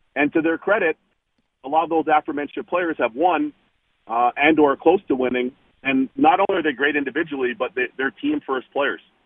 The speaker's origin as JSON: {"language": "English", "town": "Toronto", "region": "Ontario", "country": "Canada", "tie": "born or raised there", "said": "back in my hometown of Toronto"}